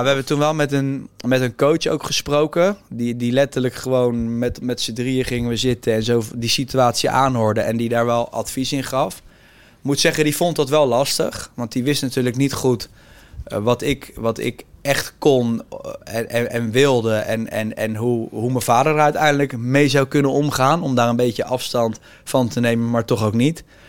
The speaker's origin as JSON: {"language": "Dutch", "town": "The Hague", "region": "South Holland", "country": "Netherlands", "said": "ik kom zelf ook uit Den Haag"}